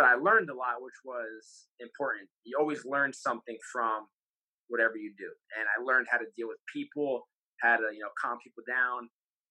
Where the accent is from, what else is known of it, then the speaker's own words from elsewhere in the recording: Toms River, New Jersey, United States; I'm from Toms River, graduated Toms River North, class of 14.